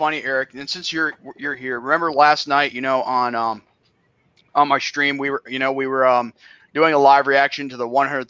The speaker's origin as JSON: {"language": "English", "region": "New York", "country": "United States", "said": "I don't care if I'm from New York."}